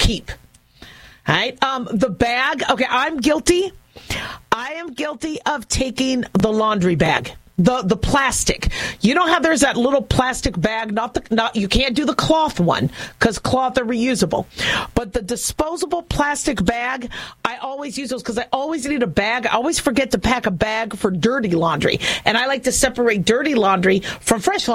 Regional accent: Las Vegas, Nevada, United States; I'm from Las Vegas

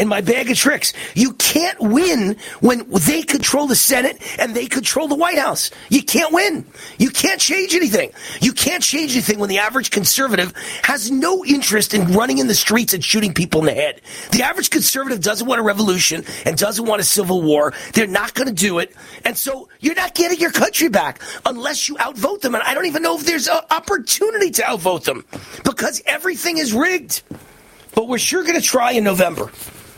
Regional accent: Las Vegas, Nevada, United States; my hometown of Las Vegas

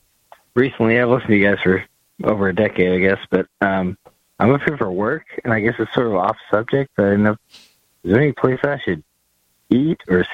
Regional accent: Midwest, United States; Yeah, I'm from the Midwest.

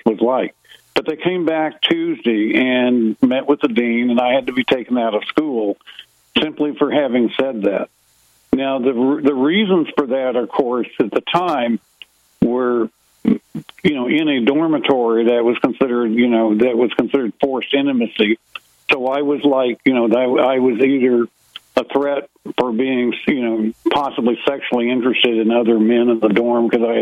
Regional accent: Arlington, Virginia, United States; moved away as an adult; also born or lived in Lawrence, Kansas; I grew up in Arlington, Virginia

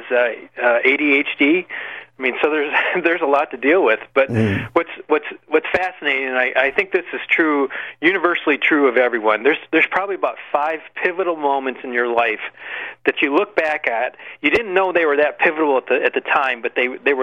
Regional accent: Michigan, United States; my home state of Michigan

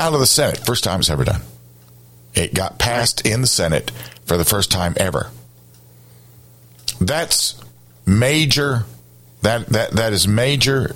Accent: Columbia, South Carolina, United States; I grew up in Columbia.

